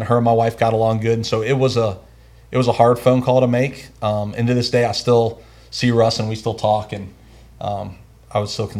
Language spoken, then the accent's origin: English; United States; as American as I am, and I love America